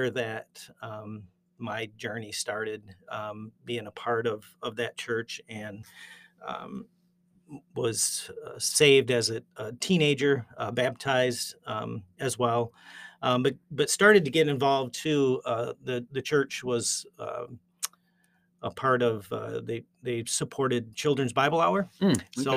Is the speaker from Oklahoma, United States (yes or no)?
no; Zeeland, Michigan, United States; also born or lived in Northern Indiana; we moved to Zeeland from Northern Indiana when I was very young, 5.